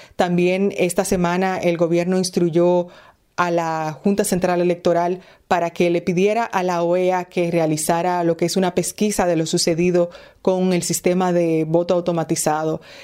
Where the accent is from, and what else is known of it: Dominican Republic